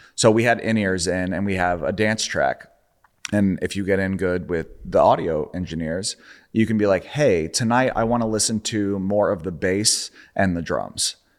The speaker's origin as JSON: {"language": "English", "town": "Charlotte", "region": "North Carolina", "country": "United States", "tie": "born or raised there", "moved": "yes", "said": "I grew up in Charlotte"}